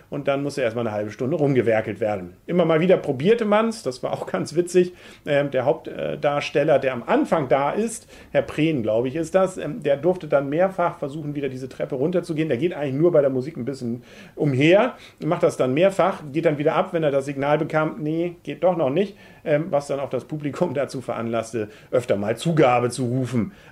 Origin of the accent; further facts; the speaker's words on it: Kiel, Schleswig-Holstein, Germany; also gerade als Kieler finde ich es toll.